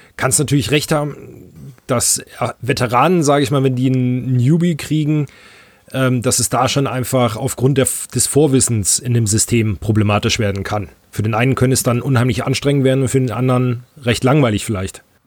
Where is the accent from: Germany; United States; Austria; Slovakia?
Germany; North Hesse; als Nordhesser haben wir hier auch die eine oder andere Brauerei